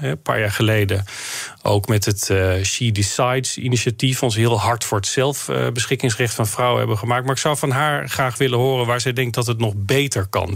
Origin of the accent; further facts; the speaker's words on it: North Brabant, Netherlands; ik kom zelf uit Brabant